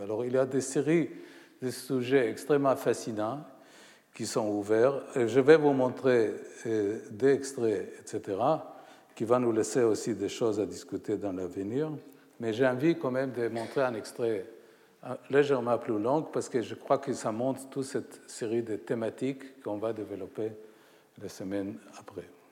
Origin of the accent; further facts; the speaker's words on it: Haifa, Haifa District, Israel; ma ville natale, Haïfa